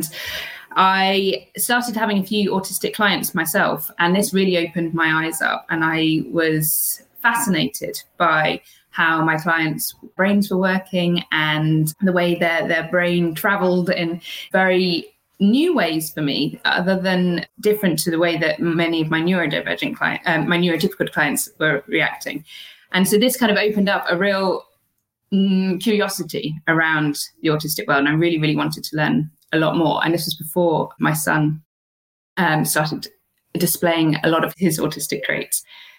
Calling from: Wiltshire, South West England, United Kingdom; I'm calling in from the UK in a very sleepy little countryside town in the middle of Wiltshire in the UK.

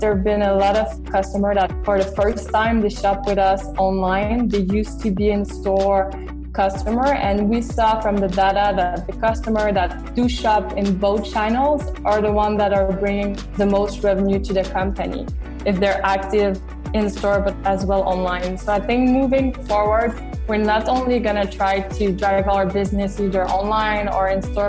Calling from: Montreal, Quebec, Canada; I'm in Montreal, actually.

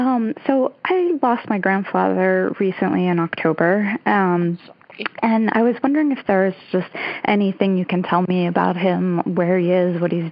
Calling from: Hoboken, New Jersey, United States; I'm calling from Hoboken, New Jersey.

